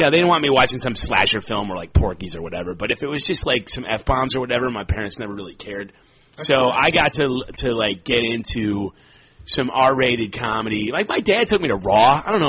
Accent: Chicago, Illinois, United States; also born or lived in Evanston, Illinois; I am from Chicago. I grew up in Rogers Park, which is on the north side of the city. It is just under Evanston, where my family moved, and then I went to high school at Evanston High School, and then moved back to Chicago for college and went to Loyola.

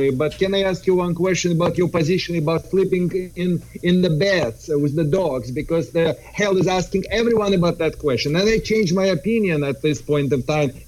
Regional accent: California, United States; I am from Southern California

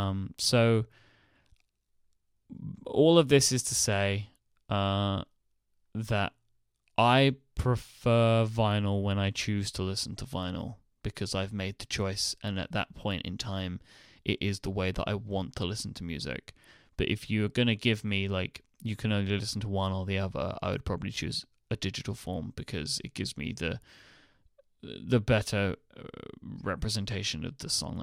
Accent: India; now in United States; I'm an Indian guy in my mid-20s who has lived in the US for 7 years until very recently.

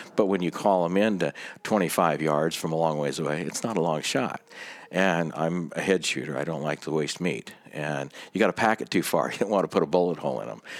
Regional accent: Startup, Washington, United States; Startup Washington.

